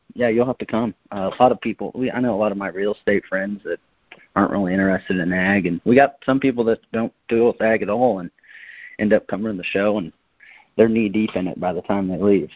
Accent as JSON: {"language": "English", "town": "Kansas City", "country": "United States", "said": "we're from Kansas City"}